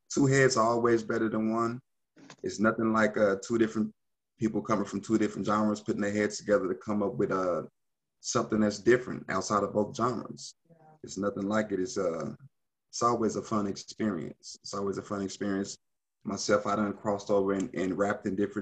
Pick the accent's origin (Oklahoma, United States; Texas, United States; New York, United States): Oklahoma, United States; Oklahoma City; I was born and raised in Oklahoma City